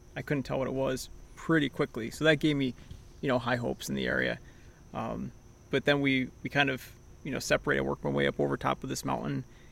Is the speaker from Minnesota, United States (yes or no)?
no; Central New York, United States; moved away as an adult; also born or lived in New Hampshire; now in Massachusetts, United States; I'm originally from Central New York. Now I live in Massachusetts, but spent a good portion of time in New Hampshire too